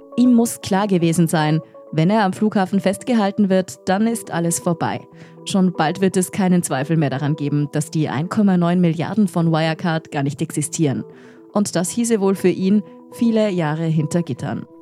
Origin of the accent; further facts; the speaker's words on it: Austria; in Österreich wundern wir uns